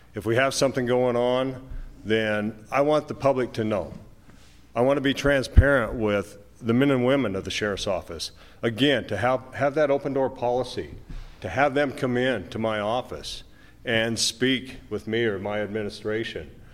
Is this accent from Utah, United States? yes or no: yes; Moab, Utah, United States; I was born and raised in Moab